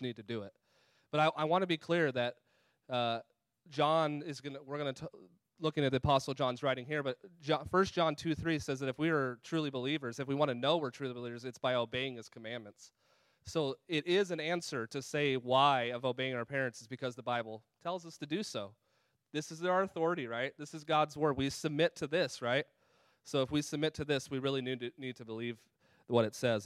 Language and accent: English; California, United States; moved away; also born or lived in Colorado; that was where I was born and raised out in California and Colorado.